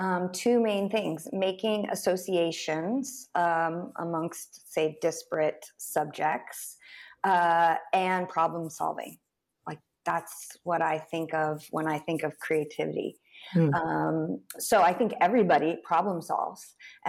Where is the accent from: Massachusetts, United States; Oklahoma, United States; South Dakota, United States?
Oklahoma, United States; Tulsa; I grew up in Tulsa, Oklahoma.